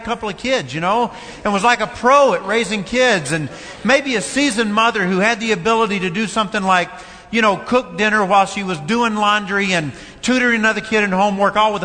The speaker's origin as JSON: {"language": "English", "town": "Fairplay", "region": "Kentucky", "country": "United States", "tie": "born or raised there", "also_born_or_lived": "Tennessee / Ohio", "moved": "yes", "said": "I was raised in a small community called Fairplay, 7 miles from Columbia"}